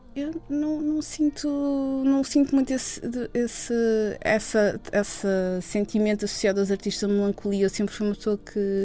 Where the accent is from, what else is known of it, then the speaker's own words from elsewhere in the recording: Lisbon, Portugal; Eu sempre vivi uh, na área de Lisboa e sempre vivi hum, ao pé do rio, ao pé do mar